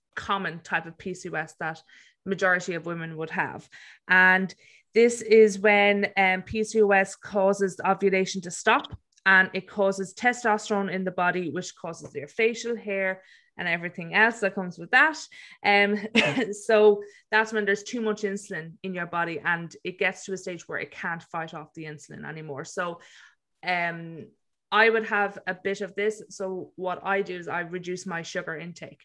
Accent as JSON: {"language": "English", "area": "County Offaly", "region": "Leinster", "country": "Ireland", "moved": "as an adult", "lives_now": "Melbourne, Australia", "said": "I am originally from County Offaly in Ireland, but I am living in Melbourne, Australia at the moment"}